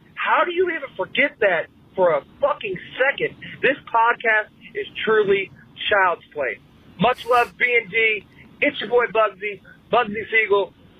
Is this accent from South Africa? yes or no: no; Maryland, United States; I'm actually from Maryland, the home of the Blair Witch